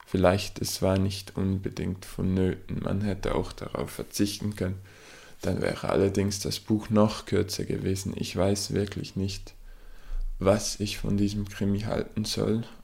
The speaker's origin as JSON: {"language": "German", "country": "Switzerland", "said": "an meinem Akzent an meinem Dialekt, wie man dem auch immer sagen will, erkennt, komme ich aus der Schweiz"}